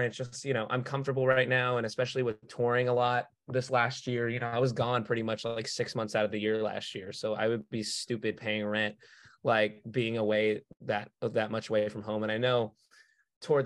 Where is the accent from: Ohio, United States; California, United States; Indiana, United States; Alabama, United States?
California, United States; Los Angeles; Born and raised